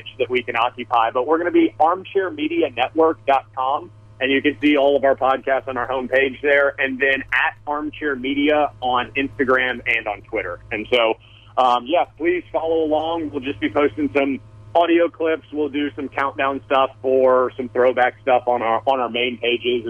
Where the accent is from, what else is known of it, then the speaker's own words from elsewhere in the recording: Georgia, United States; growing up around Georgia